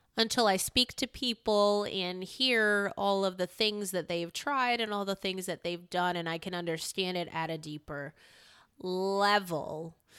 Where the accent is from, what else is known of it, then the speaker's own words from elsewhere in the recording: Newington, Connecticut, United States; also born or lived in Hartford, Connecticut; My school was in Newington as well as the apartment that I stayed in with my mom was at Newington